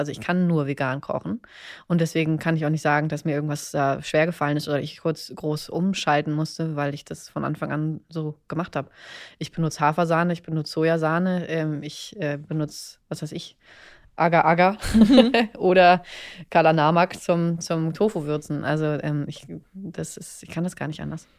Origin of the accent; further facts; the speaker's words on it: Berlin, Germany; ich komme aus Berlin